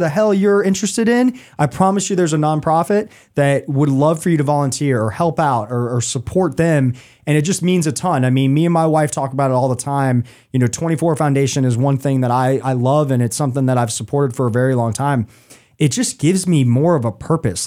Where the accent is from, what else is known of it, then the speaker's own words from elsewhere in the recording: Atlanta, Georgia, United States; now in Charlotte, United States; growing up in Atlanta